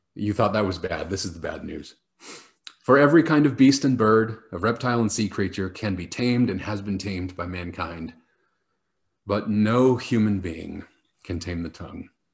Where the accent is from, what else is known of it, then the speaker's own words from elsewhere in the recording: Washington, United States; now in Scotland, United Kingdom; when I was a kid uh, growing up in Washington state